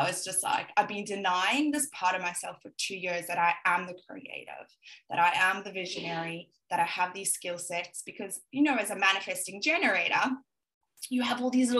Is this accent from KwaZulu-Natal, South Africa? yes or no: no; Johannesburg, Gauteng, South Africa; as you can hear, I most probably have a little bit of Australian twang here and there, but I'm South African and I'm originally from Johannesburg. My family are all there.